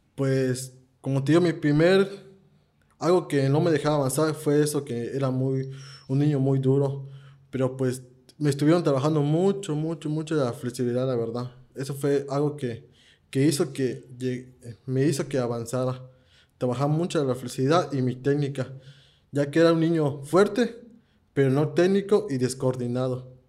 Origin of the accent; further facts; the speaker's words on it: Campeche, Mexico; yo soy de Campeche